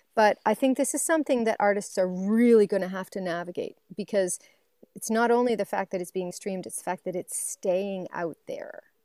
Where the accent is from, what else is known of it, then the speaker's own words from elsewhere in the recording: Waverley, Nova Scotia, Canada; moved away; I'm from Waverly, Nova Scotia